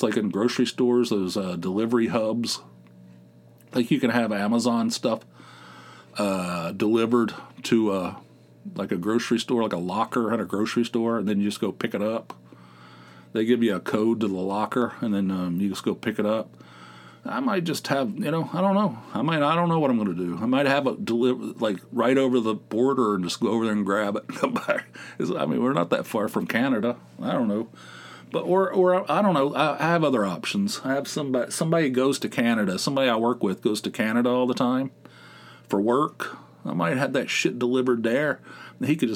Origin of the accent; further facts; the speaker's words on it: Dunbar, United States; moved away; our old town of Dunbar, my hometown of Dunbar